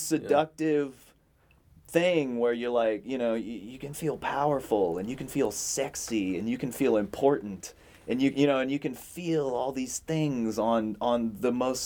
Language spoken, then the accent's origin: English; Mississippi, United States; moved away; also born or lived in Gulf Breeze, Florida; raised Southern Baptist. I was born in Mississippi. You know, I went to Gulf Breeze